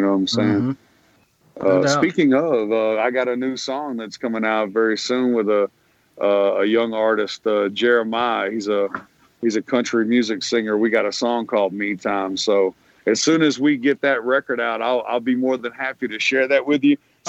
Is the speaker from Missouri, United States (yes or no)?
no; San Diego, California, United States; born there; Yeah, I was born in San Diego. So I was like, well, shit, I'm West Side till I die, you know?